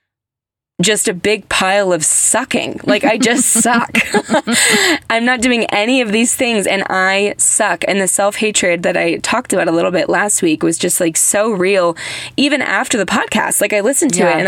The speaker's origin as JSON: {"language": "English", "country": "United States", "said": "I'm American"}